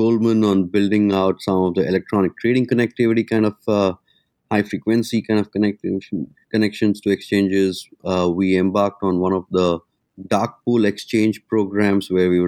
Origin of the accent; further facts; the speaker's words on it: India; moved away as an adult; also born or lived in London, United Kingdom; now in Singapore; I grew up in India